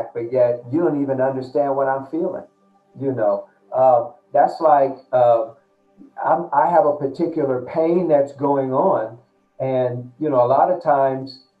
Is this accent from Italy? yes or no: no; United States; growing up in America as a Black man